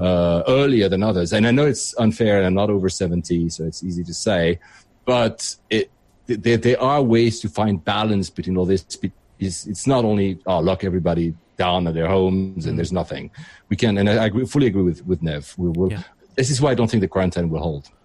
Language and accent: English; Geneva, Switzerland; now in United Kingdom; I'm originally from Geneva, so Switzerland